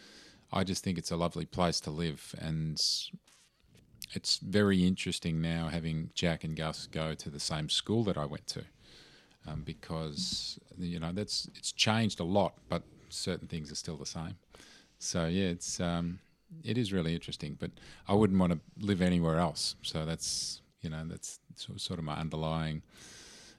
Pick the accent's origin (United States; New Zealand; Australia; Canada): Australia; Seaford, Victoria; I was going to live in Seaford, having grown up in Seaford